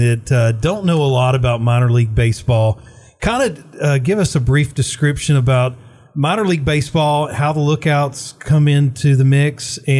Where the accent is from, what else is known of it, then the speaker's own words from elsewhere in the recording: Chattanooga, Tennessee, United States; also born or lived in Chickamauga, Georgia; I grew up in Chattanooga or in Chickamauga, but Chattanooga's been home all of my entire growing up.